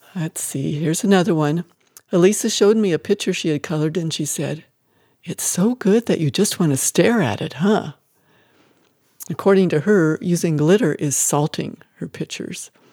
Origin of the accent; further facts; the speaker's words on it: Scottsbluff, Nebraska, United States; also born or lived in Wyoming; I'm from a Scottsbluff, Nebraska hospital, and the dairy where my father labored